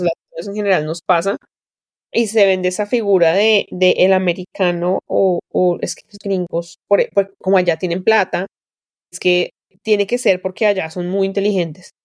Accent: Colombia; moved away as an adult; now in United States; cruzaba todo mi pueblo de la sabana y llegaba a una pequeña escuela rural

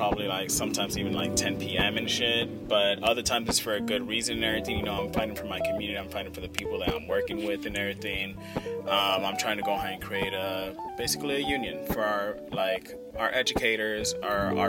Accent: Oakland, California, United States; We're from Oakland, California.

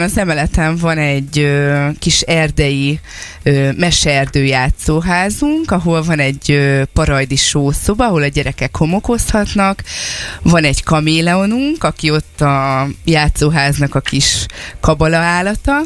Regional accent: Ásotthalom, Csongrád-Csanád, Hungary; Ásotthalmon lakunk, ott is nőttünk föl

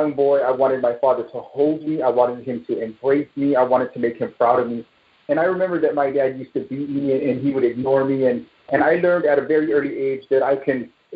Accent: Bay Area, California, United States; I'm from the Bay Area here in California

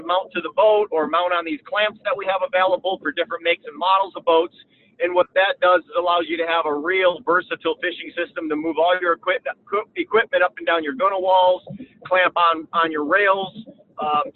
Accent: Lake St. Clair, Michigan, United States; I grew up on Lake St. Clair in Michigan here.

